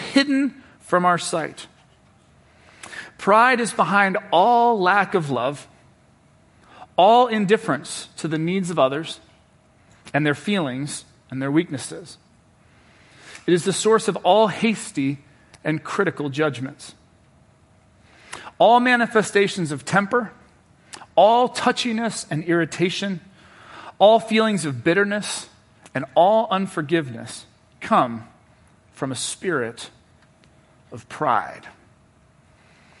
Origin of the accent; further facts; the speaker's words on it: Cincinnati, Ohio, United States; now in Washington, D.C., United States; I'm from Cincinnati, Ohio